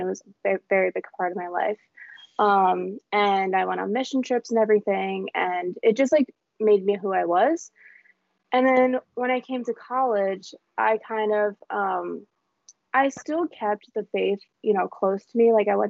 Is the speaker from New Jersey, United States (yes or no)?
no; Fairfield, Connecticut, United States; I grew up in Fairfield, Connecticut, obviously. And I grew up Catholic. So I went to St. Thomas Aquinas Church. But I was baptized at St. Pius